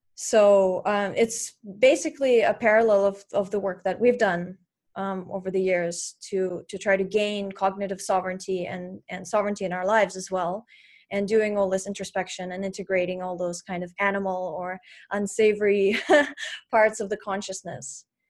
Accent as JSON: {"language": "English", "country": "Russia", "tie": "born or raised there", "moved": "yes", "said": "I grew up in Russia and we didn't have internet in my town"}